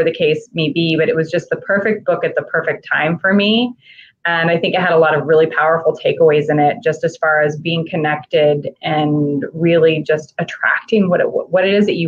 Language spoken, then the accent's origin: English; Kansas, United States; We both went to the same college. We're from Kansas